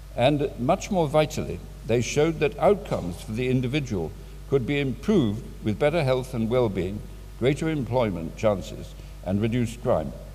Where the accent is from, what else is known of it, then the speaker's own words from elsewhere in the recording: Swansea, Wales, United Kingdom; I was born and brought up in Swansea